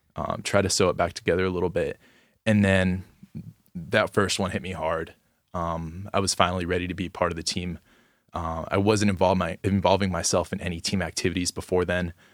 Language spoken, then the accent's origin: English; Gainesville, Florida, United States; I'm from Gainesville, Florida, and I'm a sophomore